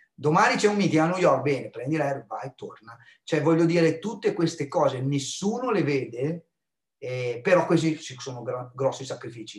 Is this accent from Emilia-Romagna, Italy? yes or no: yes; small town near Bologna, Emilia-Romagna, Italy; Io sono di Alteto, non di Bologna, Teto, ancora più piccolo, quattromila abitanti